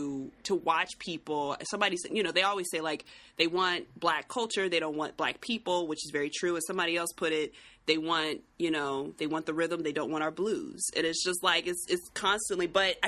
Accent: United States; as an American

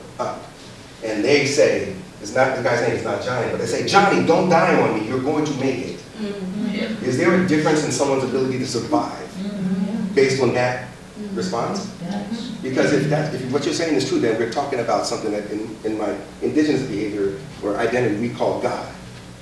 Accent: Philadelphia, Pennsylvania, United States; there were horrible, horrible things where I grew up in Philadelphia

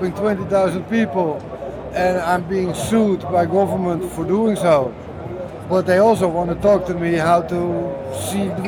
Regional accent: Amsterdam, North Holland, Netherlands; I loved growing up in Amsterdam

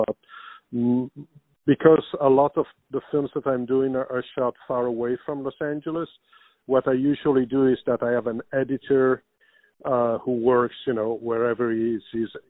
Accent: Brussels, Brussels-Capital Region, Belgium; My parents were Italians. They moved to Brussels in Belgium, like in a year before I was born. And so I was born and raised there, but I went to an Italian school

